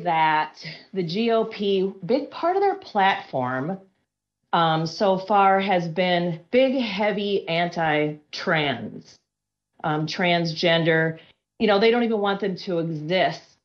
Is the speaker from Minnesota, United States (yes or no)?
yes; Minnesota, United States; I'm from Minnesota